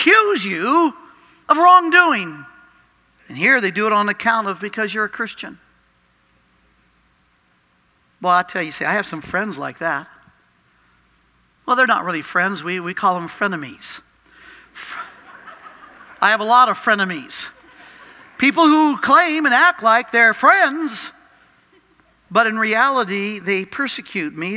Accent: Cajun, Louisiana, United States; I'm Cajun French, bullheaded French

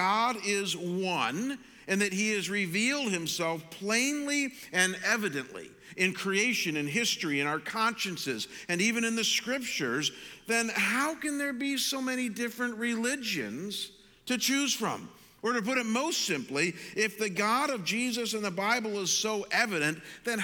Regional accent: Midwest, United States; I grew up in the Midwest

